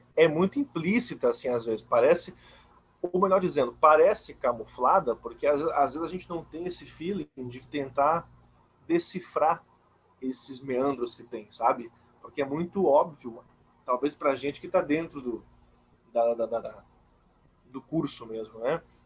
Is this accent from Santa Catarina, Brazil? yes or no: yes; Blumenau, Santa Catarina, Brazil; Sou de Blumenau